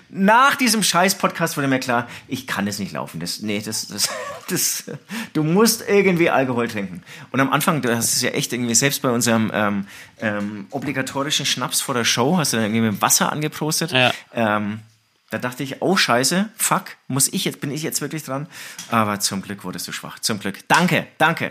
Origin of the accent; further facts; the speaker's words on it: Herzogenaurach, Bavaria, Germany; now in Munich, Germany; ich bin in Herzogenaurach aufgewachsen